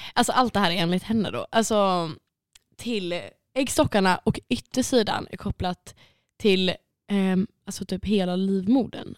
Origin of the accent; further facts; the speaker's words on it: Sweden; jag ska säga suédois